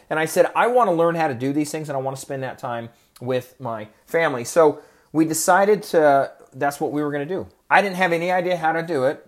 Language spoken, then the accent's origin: English; Oregon, United States; moved away; I grew up in Oregon and it rains all the time there